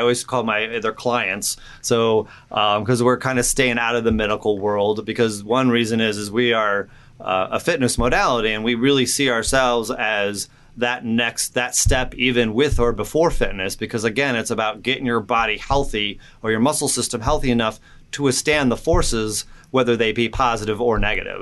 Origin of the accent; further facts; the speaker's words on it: Indiana, United States; also born or lived in California; I grew up in Indiana, but before that, I was in California for a couple years